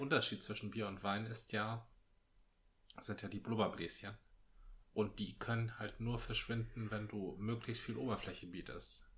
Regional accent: Northern Germany, Germany; bei uns im Norden

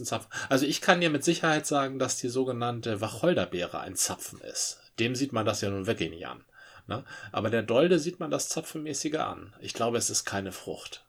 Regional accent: Dithmarschen, Schleswig-Holstein, Germany; now in Hamburg, Germany; da, wo ich herkomme, Dithmarschen

